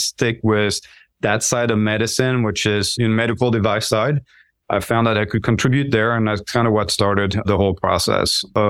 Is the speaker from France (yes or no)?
yes; France; English is a second language; moved away as an adult; now in United States; I grew up in France. I was born and raised there, moved a lot. I did a couple years of that first year of med school in France, but got distracted and missed my anatomy exam. So decided to move to the U.S.